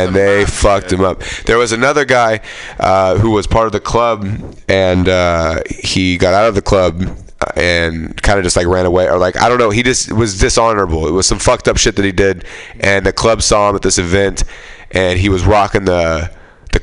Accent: San Joaquin Valley, California, United States; I'm from the San Joaquin Valley

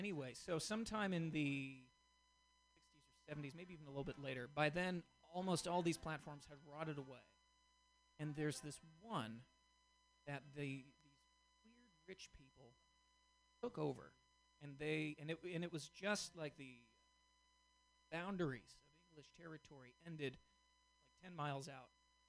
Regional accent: Boston, Massachusetts, United States; now in Portland, United States; Well, I'm originally from Boston, and so there is a bit of animosity toward the British there.

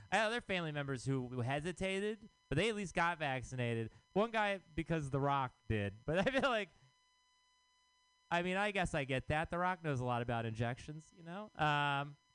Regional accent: Texas, United States; now in San Francisco, United States; I am from Texas.

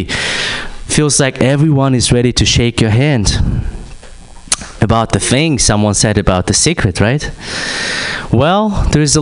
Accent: Kazakhstan; I'm from Kazakhstan

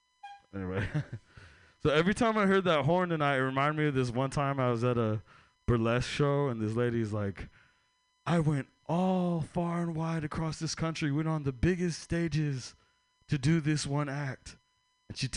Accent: San Francisco, California, United States; I'm from San Francisco, California.

